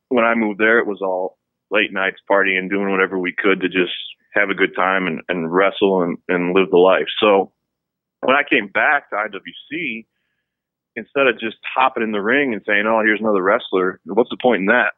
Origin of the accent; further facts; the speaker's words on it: East Cleveland, Ohio, United States; I was born and raised just outside of Cleveland, Ohio, East mm-hmm. Cleveland.